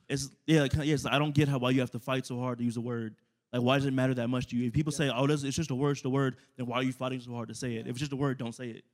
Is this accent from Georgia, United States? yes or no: no; Inglewood, California, United States; now in El Paso, United States; I've been El Paso five years now. I'm from Los Angeles, California, Inglewood